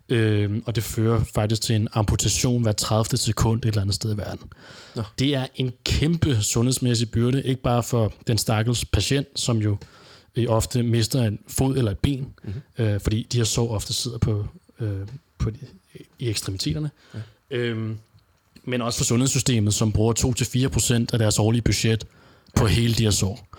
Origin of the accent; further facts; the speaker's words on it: Denmark; hjemme i Danmark